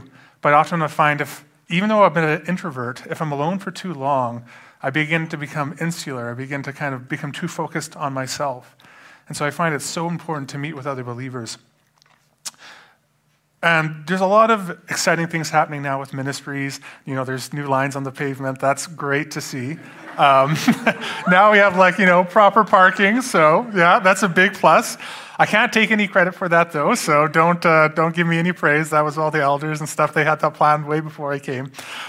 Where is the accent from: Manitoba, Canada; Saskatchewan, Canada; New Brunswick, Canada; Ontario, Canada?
Ontario, Canada; London; born there; also born or lived in Alberta; I moved from Alberta to here. But I do want to mention, I was born in London, Ontario. So, you know, I'm not like, I'm kind of coming back to my roots